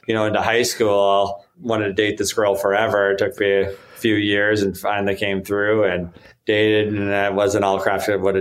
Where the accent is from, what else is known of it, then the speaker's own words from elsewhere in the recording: South Dakota, United States; I'm from South Dakota.